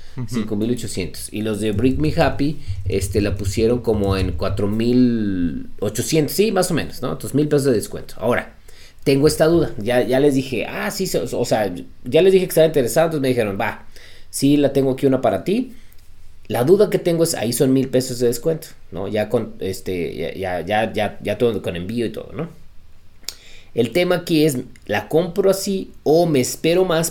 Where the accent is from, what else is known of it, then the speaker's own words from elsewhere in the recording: Mexico; yo soy mexicano